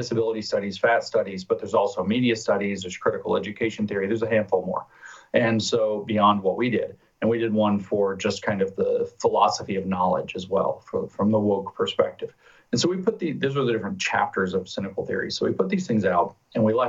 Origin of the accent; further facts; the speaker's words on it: United States; Being American